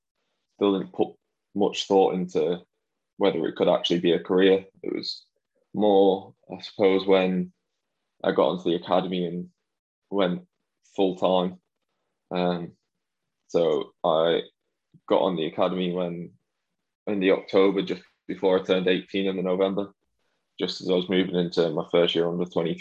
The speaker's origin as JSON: {"language": "English", "town": "Wigan", "region": "North West England", "country": "United Kingdom", "tie": "born or raised there", "also_born_or_lived": "Wilmslow", "said": "where I grew up in Wigan"}